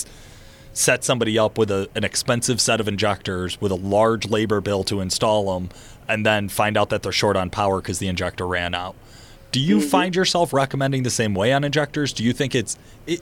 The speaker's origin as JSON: {"language": "English", "country": "United States", "said": "I'm an American."}